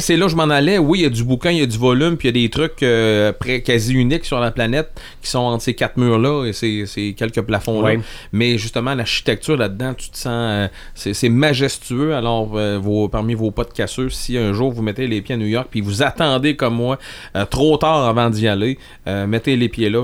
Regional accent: Rivière-du-Loup, Quebec, Canada; je viens de Rivière-du-Loup

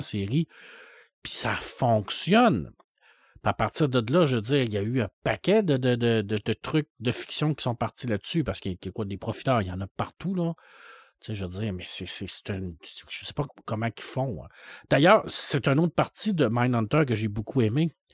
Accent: Saguenay, Quebec, Canada; quand j'étais jeune, au Saguenay

